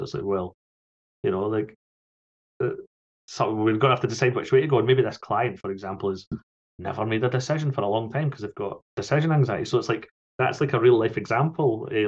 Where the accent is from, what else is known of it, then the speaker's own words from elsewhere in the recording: Falkirk, Scotland, United Kingdom; I grew up in Falkirk